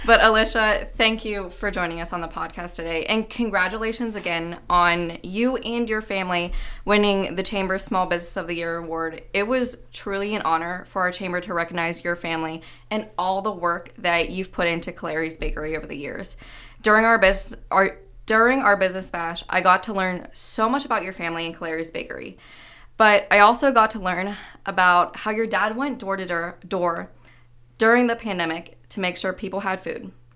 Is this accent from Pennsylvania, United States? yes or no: yes; Johnstown, Pennsylvania, United States; moved away; I'm from Johnstown originally